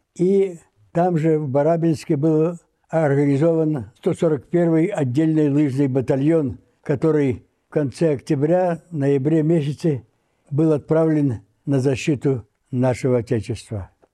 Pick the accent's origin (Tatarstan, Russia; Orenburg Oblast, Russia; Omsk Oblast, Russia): Omsk Oblast, Russia; Velikorusskoye; Родился я в селе Великорусское Омской области, теперь Калачинский район, в семье крестьян